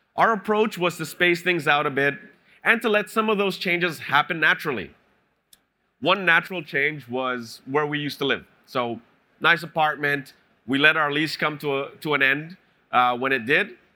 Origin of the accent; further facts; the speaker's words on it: Canada; moved away as an adult; now in Singapore; I'm Canadian